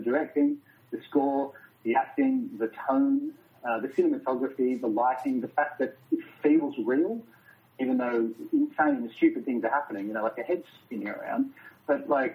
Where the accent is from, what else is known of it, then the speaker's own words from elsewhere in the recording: Australia; as an Australian filmmaker